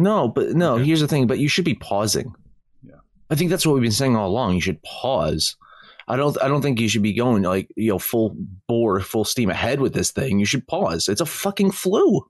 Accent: New Jersey, United States; I'm from New Jersey

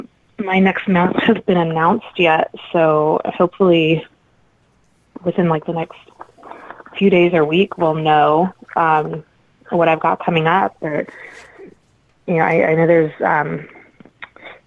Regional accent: Midwest, United States; we are both from the Midwest

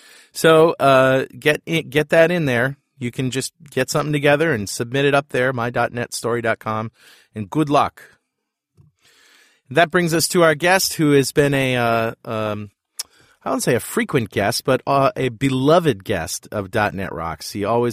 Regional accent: United States; I'm a Yankee American.

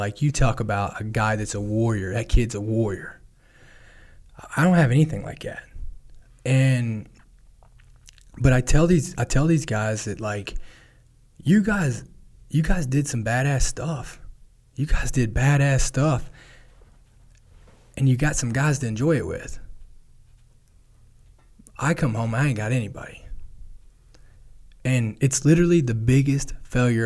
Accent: Kentucky, United States; my hometown

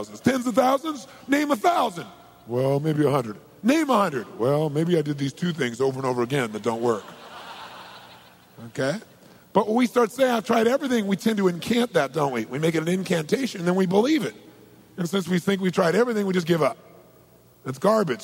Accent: Southern California, United States; I'm from Southern California

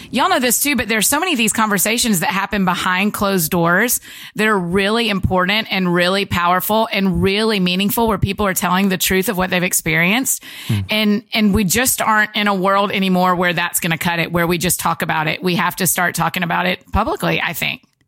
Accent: Georgia, United States; my whole life, I grew up in Georgia

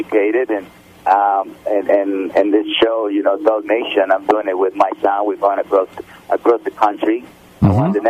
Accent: Mexico; now in United States; growing up in Mexico

